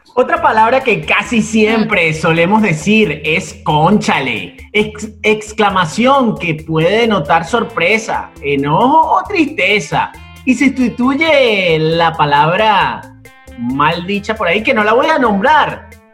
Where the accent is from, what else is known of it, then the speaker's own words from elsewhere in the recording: Maracaibo, Zulia, Venezuela; yo también soy maracucho